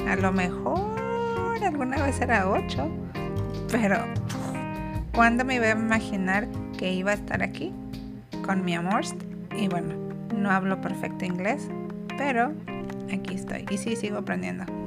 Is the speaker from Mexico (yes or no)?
yes; Mexico; now in United States; y yo acá a la mexicana